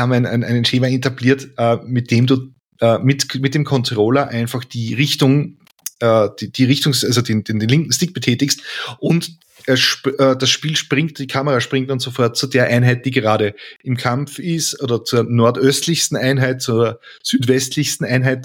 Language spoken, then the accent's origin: German; Lower Austria, Austria; ich bin Niederösterreicher